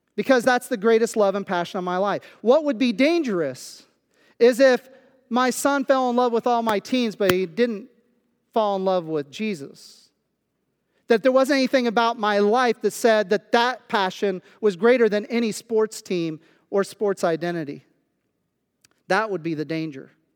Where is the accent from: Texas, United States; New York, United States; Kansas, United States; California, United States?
Kansas, United States; moved away as an adult; also born or lived in Pennsylvania; now in Central Pennsylvania, United States; I was born in Kansas, I went to school in Kansas, I graduated from high school in Kansas